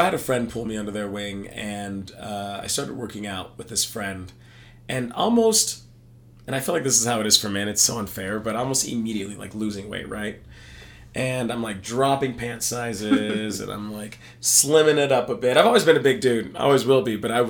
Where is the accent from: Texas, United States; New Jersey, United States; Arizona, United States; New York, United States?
Texas, United States; No, I'm from Texas.